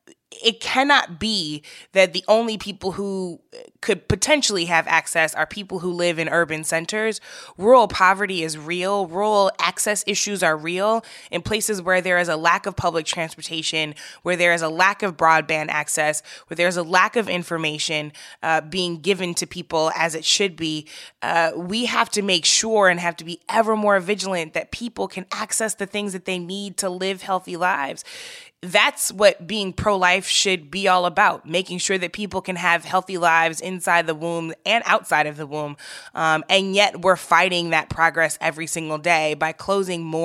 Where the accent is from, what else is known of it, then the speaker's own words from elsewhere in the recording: St. Louis, Missouri, United States; I am from St. Louis